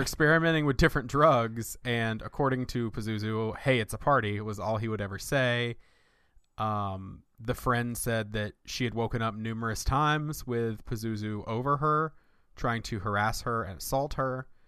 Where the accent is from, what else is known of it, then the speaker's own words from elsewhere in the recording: Winston-Salem, North Carolina, United States; my hometown, uh, where I grew up in right outside Winston-Salem, North Carolina